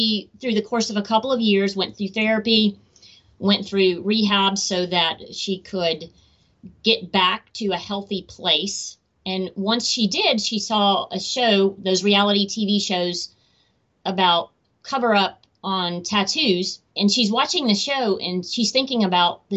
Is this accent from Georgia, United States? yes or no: yes; Atlanta, Georgia, United States; Atlanta, which is my hometown